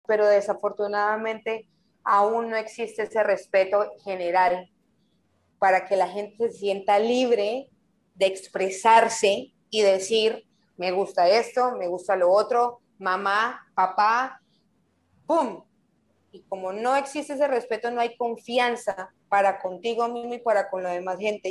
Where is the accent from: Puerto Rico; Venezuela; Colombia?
Colombia; moved away as an adult; also born or lived in Bucaramanga / Taganga / Playa del Carmen; now in Mexico; Cuando me vine para México, salí de Colombia